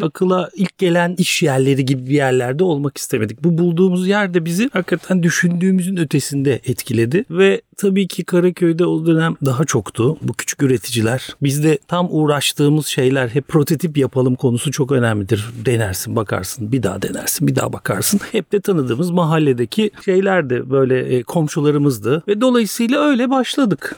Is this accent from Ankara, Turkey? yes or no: no; Istanbul, Turkey; ben buralarda büyüdüm. Hep buralarda okudum. İlkokul, ortaokul, Beyoğlu